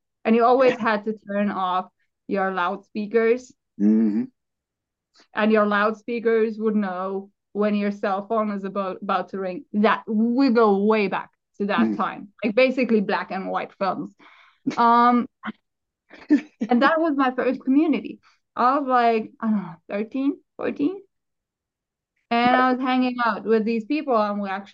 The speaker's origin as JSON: {"language": "English", "region": "Southern Germany", "country": "Germany", "moved": "yes", "lives_now": "Finland", "said": "I'm from South Germany."}